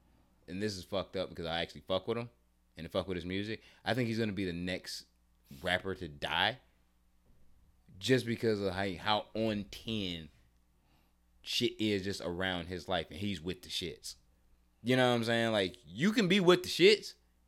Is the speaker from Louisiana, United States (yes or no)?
yes; New Orleans, Louisiana, United States; Young Louisiana. Boy? New Orleans.